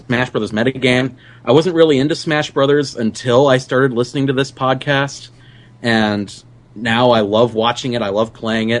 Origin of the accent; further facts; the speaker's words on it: Alaska, United States; I'm from Alaska